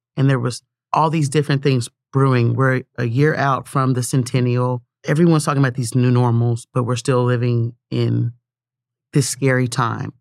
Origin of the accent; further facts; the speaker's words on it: Tulsa, Oklahoma, United States; growing up in North Tulsa, going to school in Midtown